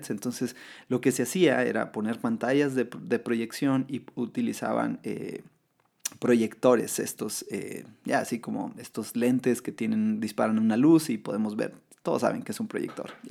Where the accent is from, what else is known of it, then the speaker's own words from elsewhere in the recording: Mexico; como mexicanos celebramos este, este día